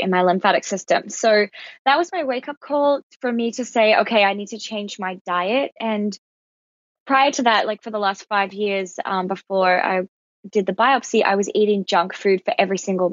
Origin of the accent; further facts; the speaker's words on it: Alice Springs, Northern Territory, Australia; I grew up in Alice Springs, which is in outback Australia